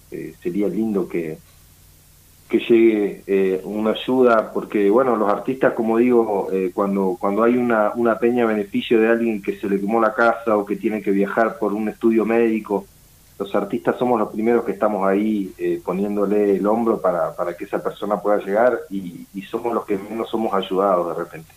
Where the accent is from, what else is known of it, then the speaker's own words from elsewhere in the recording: Patagonia, Río Negro, Argentina; soy de la Patagonia, soy de Río Negro